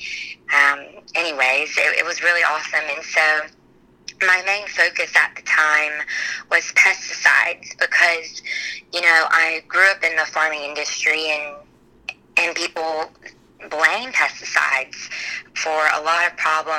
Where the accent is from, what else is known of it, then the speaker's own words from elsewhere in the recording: Trenton, Florida, United States; I'm from Trenton, Florida, so really small rural town.